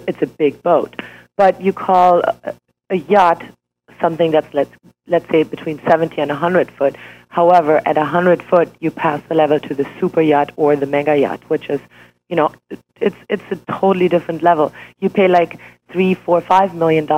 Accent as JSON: {"language": "English", "country": "Switzerland", "tie": "born or raised there", "also_born_or_lived": "Germany", "second_language": "English", "moved": "as an adult", "lives_now": "United States", "said": "I was born in Germany and raised and educated in Switzerland"}